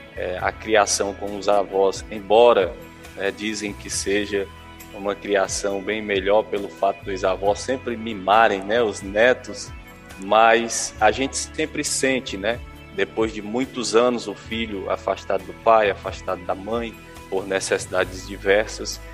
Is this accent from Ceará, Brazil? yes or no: yes; Hidrolândia, Ceará, Brazil; moved away; eu nasci em Hidrolândia, é, nós sempre moramos na sede do município e tivemos uma infância tranquila